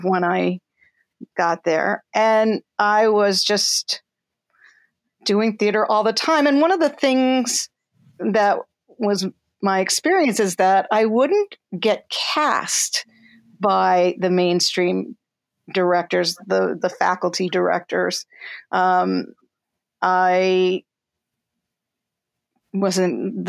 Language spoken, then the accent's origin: English; Tenafly, New Jersey, United States; also born or lived in New York City; I'm from New Jersey. I was born in New York City, but my memories begin in Tenafly, New Jersey, from age 3, I think, on.